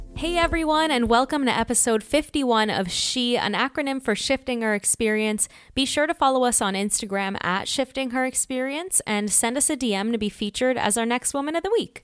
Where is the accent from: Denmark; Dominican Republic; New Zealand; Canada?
Canada; Toronto, Ontario; moved away; I am also originally from Canada, Toronto